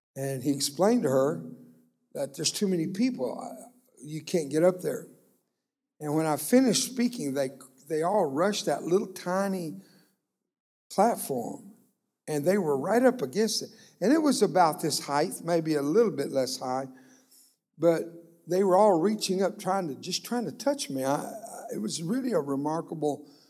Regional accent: Brownsville, Texas, United States; first language Spanish; English is a second language; also born or lived in McAllen, Texas; I grew up down in Brownsville, Texas. That's a little ways from here, but not that far. And I was born in McAllen

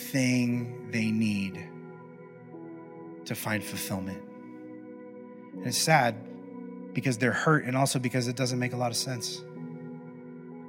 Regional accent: Midwest, United States; I grew up in the Midwest

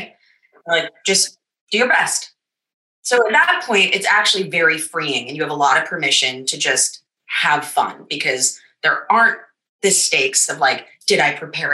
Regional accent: United States; also born or lived in New York; I'm American

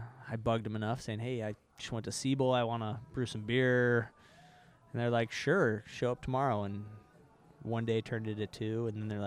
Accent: Boise, Idaho, United States; also born or lived in Seattle, Washington; now in Boise, United States; I'm from Idaho.

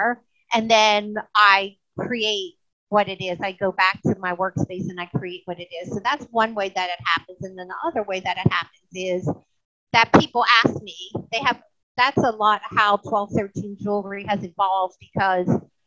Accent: United States; also born or lived in New Orleans area; now in Mississippi, United States; I grew up in the New York area and then we moved to Mississippi

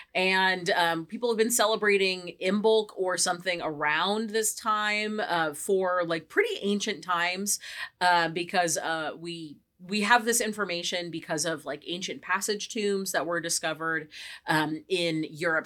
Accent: California, United States; we are from the West Coast. We are from California

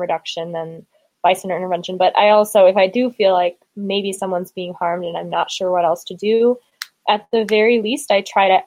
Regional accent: Milwaukee, Wisconsin, United States; I'm from Milwaukee

